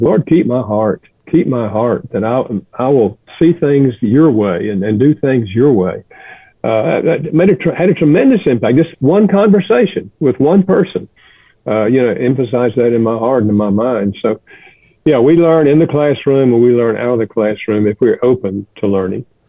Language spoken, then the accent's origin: English; the South, United States; moved away as an adult; also born or lived in Chicago; I grew up in the South